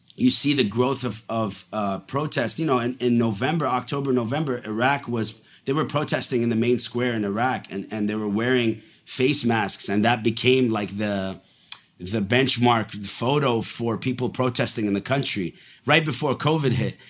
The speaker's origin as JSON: {"language": "English", "town": "Montreal", "region": "Quebec", "country": "Canada", "tie": "born or raised there", "also_born_or_lived": "Dubai, United Arab Emirates", "said": "I was born in Dubai, and then we moved to Montreal when I was five"}